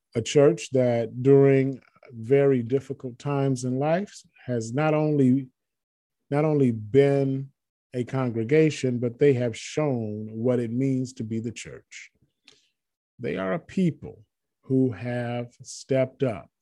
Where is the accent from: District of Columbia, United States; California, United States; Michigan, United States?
Michigan, United States; moved away; michigan where i'm from where i grew up i don't live there now that's my home state